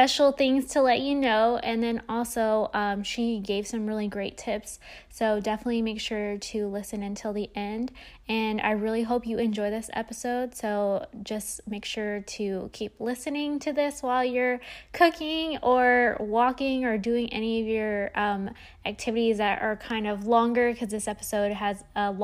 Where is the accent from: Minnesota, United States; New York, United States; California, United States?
California, United States; Bay Area; I'm from the Bay Area, so there's a lot of like wineries and stuff like